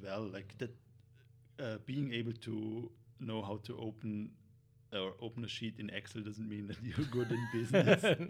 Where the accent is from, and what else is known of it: Vorarlberg, Austria; born or raised there; moved away as an adult; now in Vienna, Austria